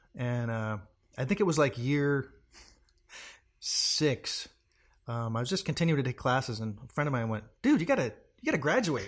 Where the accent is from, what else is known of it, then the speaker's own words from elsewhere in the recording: Portland, Oregon, United States; Originally, I'm from Portland, Oregon